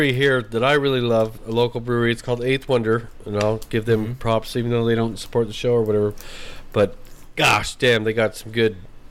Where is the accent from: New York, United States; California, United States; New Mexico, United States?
New Mexico, United States; moved away; we're from New Mexico